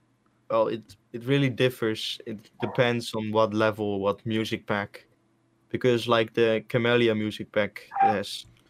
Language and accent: English; the north of the Netherlands, Netherlands; Because I'm from the Netherlands. North of the Netherlands.